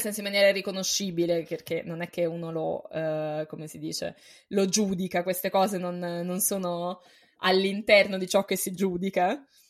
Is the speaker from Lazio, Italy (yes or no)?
yes; Rome, Lazio, Italy; Io sono cresciuta a Roma